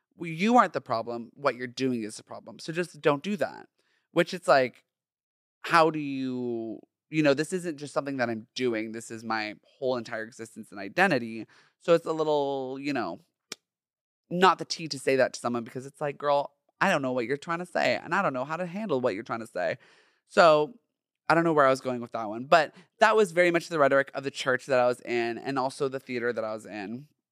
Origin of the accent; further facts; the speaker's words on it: Orange County, Southern California, United States; I grew up in Southern California, in Orange County specifically